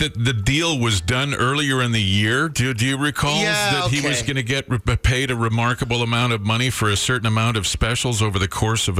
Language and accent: English; St. Albert, Alberta, Canada; I'm from St. Albert.